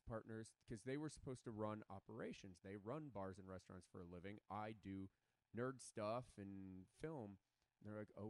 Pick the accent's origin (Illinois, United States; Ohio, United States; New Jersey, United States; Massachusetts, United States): Illinois, United States; Chicago; now in Los Angeles, United States; I grew up in Chicago